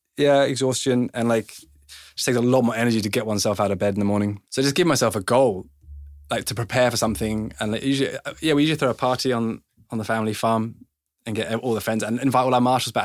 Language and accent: English; England, United Kingdom; I was born in English